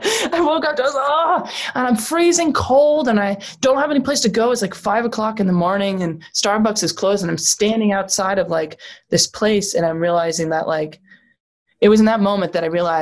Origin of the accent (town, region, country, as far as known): Vermont, United States; born or raised there